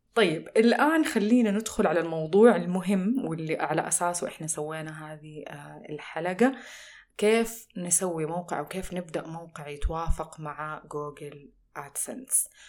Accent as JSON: {"language": "Arabic", "country": "Saudi Arabia", "said": "عندنا في السعودية"}